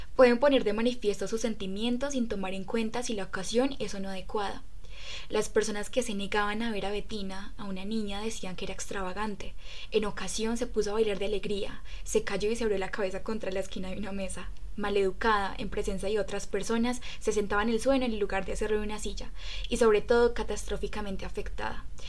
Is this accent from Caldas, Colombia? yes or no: yes; Riosucio, Caldas, Colombia; soy de Resucio Caldas, un hermoso pueblo carnavalero que cada cuatro años recibe a su majestad el diablo